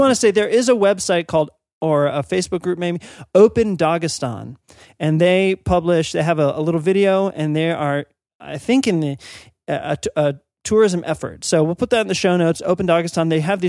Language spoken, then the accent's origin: English; East Coast, United States; Now, I'm from the East Coast, and so when you're thinking old in the East Coast, you're like, no.